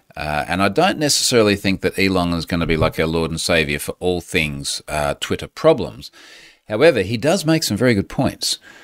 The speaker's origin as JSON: {"language": "English", "country": "Australia", "accent": "Aussie"}